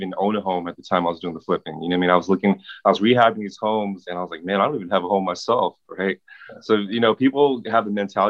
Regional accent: Pasadena, California, United States; I grew up, if you're familiar with Pasadena, I grew up in Community Arms Projects

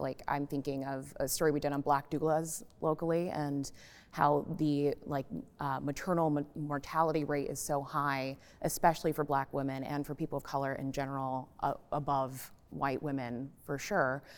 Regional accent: Florida, United States; now in Nashville, United States; I grew up in Florida

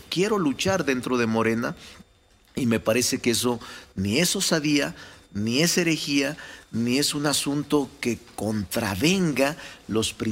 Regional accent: Mexico; yo soy de los que piensa, Ciro, como muchos mexicanos y mexicanas, que en la política, como en cualquier área del conocimiento, no basta la capacidad y el talento

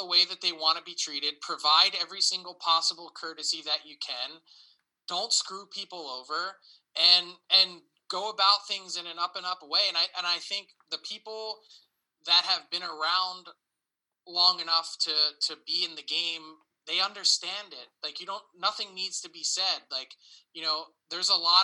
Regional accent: Philadelphia, Pennsylvania, United States; as a kid from Philly

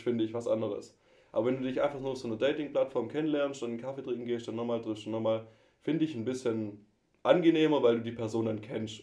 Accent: Swabia, Germany; accent: Swabian; moved away; ich versuche meinen Dialekt echt ein bisschen zurückzuhalten. Ich glaube, die Hörerbare das höre, ich komme aus dem Schwabeländle.

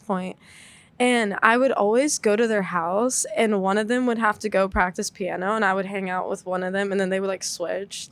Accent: Dallas, Texas, United States; moved away as an adult; now in Boston, United States; I'm from Dallas

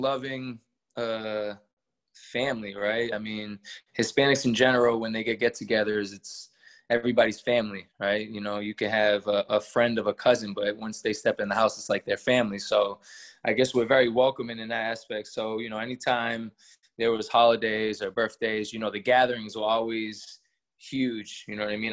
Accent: Worcester, Massachusetts, United States; also born or lived in Colorado Springs, Colorado; I moved at a very young age, probably one or two, to uh, Worcester, Massachusetts. That's where I grew up all my life.

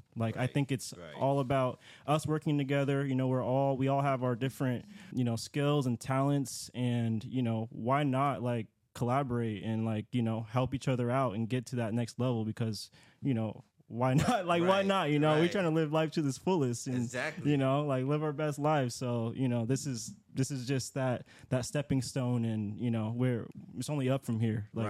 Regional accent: Seattle, Washington, United States; You know, I'm here from Seattle.

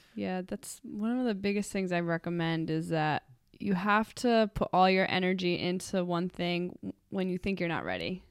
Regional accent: Cranston, Rhode Island, United States; I am from Cranston, Rhode Island. I went to Cranston High School West for high school

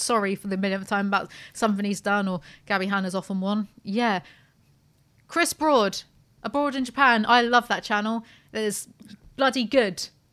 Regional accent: United Kingdom; We're British

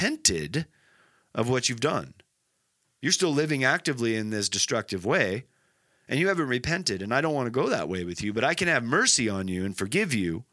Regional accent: Nebraska, United States; I'm from Nebraska

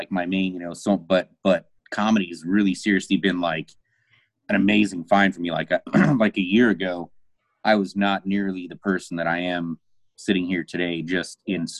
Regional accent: Albuquerque, New Mexico, United States; now in Dallas, United States; No, I'm in Dallas. I grew up in Albuquerque, though.

